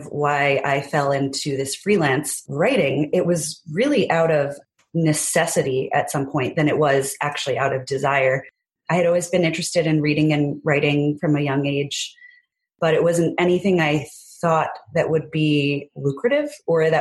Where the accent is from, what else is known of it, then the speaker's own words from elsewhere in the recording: New Jersey, United States; I was born and raised in New Jersey